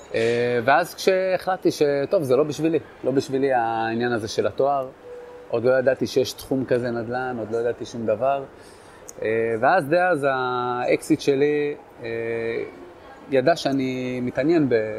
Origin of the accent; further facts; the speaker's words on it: Netanya, Central District, Israel; moved away; also born or lived in Kiryat Shmona; אני במקור מנתניה